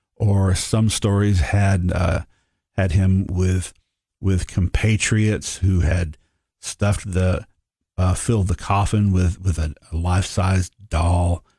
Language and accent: English; Sparta, Tennessee, United States; when I was growing up in Sparta, I was born in nineteen sixty-eight